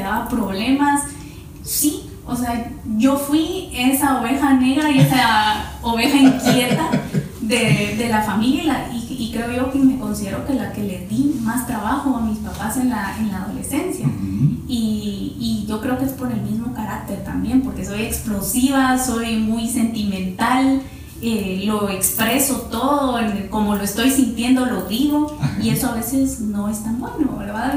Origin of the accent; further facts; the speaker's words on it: Parramos, Chimaltenango, Guatemala; moved away; also born or lived in Guatemala City; yo toda mi niñez eh, la pasé en Parramos, Chimaltenango, yo nací en Chimaltenango